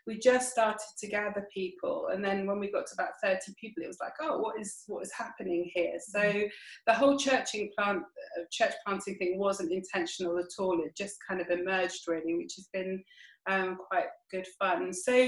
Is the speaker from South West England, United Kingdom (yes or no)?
yes; Bath, South West England, United Kingdom; also born or lived in Putney; I keep trying to make myself 50, but I'm not quite 50. And I suppose I'm from Bath originally.